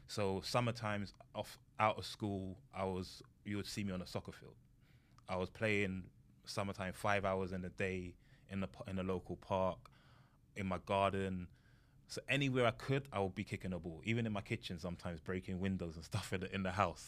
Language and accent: English; London, United Kingdom; moved away as an adult; now in United States; I grew up in London